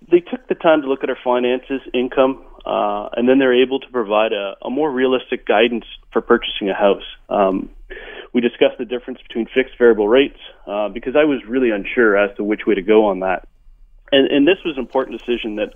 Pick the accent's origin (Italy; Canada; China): Canada; Ontario; moved away as an adult; now in Vancouver, Canada; we came from Ontario housing in Ontario is considerably less than it is in Vancouver.